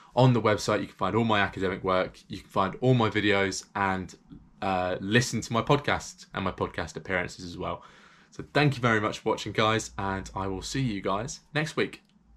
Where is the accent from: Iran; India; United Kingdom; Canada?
United Kingdom; England; because I'm English